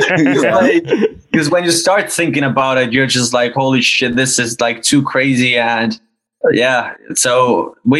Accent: Oulu, North Ostrobothnia, Finland; our hometown in Northern Finland. It's a smaller town called Oulu

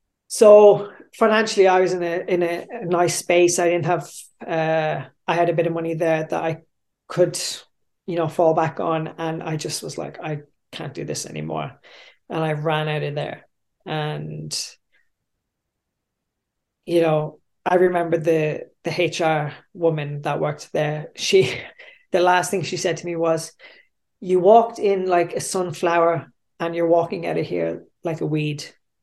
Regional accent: Australia; I was the guy from Australia, and I, you know, worked in the big office over there, and I was wearing nice clothes, and I still had my tan.

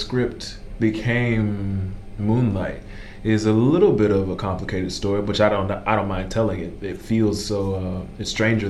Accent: Miami, Florida, United States; growing up in Liberty City

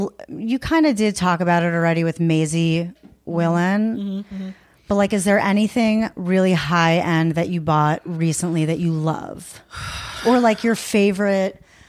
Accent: Long Island, New York, United States; Long Island.

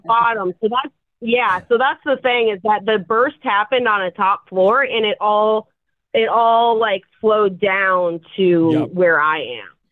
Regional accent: Chicago, Illinois, United States; now in Seattle, United States; I'm from Chicago, so I know what real cold is

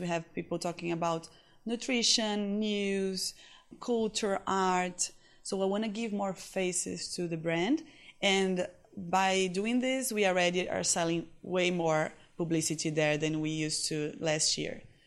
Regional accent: Recife, Pernambuco, Brazil; English is a second language; I was born in Recife, northeast of Brazil

